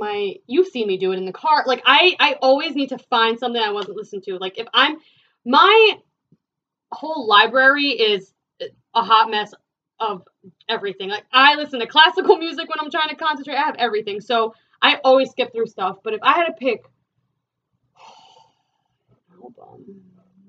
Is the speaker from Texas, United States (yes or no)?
no; New Jersey, United States; we're from Jersey